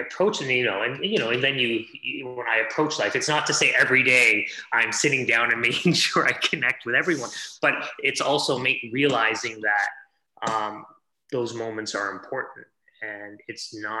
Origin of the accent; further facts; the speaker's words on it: Hamilton, Ontario, Canada; also born or lived in India; I was born in India, but I was brought up in Canada. So, you know, brought up outside of Toronto in a steel town called Hamilton